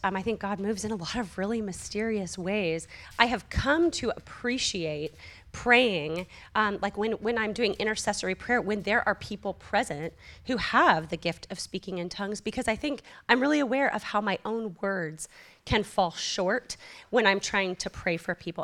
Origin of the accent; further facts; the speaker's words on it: California Bay Area, United States; moved away; I come from the California Bay Area